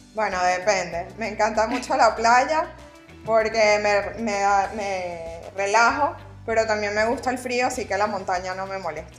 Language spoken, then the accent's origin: Spanish; Venezuela; moved away as an adult; now in Panama; Soy venezolana tal cual lo dices, me vine a Panamá hace seis años